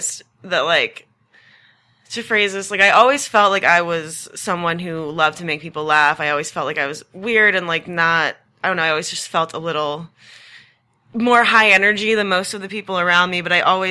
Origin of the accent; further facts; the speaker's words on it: New Hampshire, United States; moved away as an adult; also born or lived in Massachusetts; now in Austin, United States; So I was born in Massachusetts, grew up mostly in New Hampshire